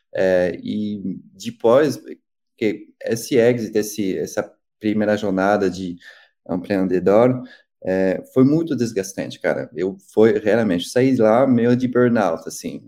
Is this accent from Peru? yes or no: no; Paris, Île-de-France, France; Portuguese is a second language; moved away as an adult; also born or lived in Rio de Janeiro, Brazil; now in São Paulo, Brazil; Eu cresci, nasci e cresci em Paris